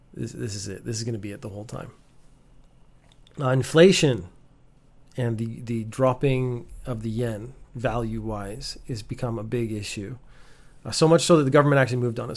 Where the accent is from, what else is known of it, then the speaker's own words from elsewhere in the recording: Canada; being Canadian and growing up with America right next door